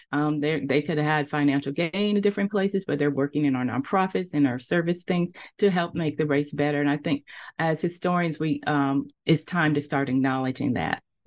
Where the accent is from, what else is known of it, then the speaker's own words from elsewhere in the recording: Nashville, Tennessee, United States; moved away as an adult; also born or lived in Texas; now in Charlotte, United States; I grew up in Nashville, Tennessee